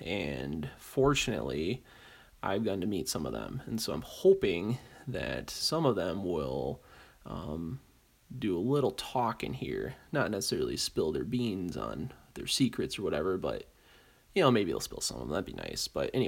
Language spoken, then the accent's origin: English; Great Lakes, United States; So, being as I'm from the Great Lakes, probably lean a little more towards that due to geographical reasons.